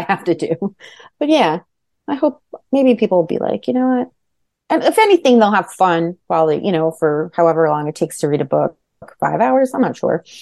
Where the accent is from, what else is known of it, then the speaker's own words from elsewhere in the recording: Manalapan, New Jersey, United States; also born or lived in Hudson County, New Jersey / Bergen County, New Jersey; I grew up in Jersey. I grew up in Monmouth County.